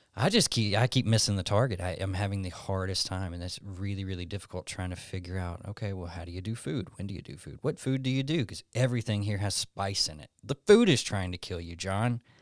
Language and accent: English; Alabama, United States; moved away as an adult; now in Tucson, United States; born and raised in Alabama.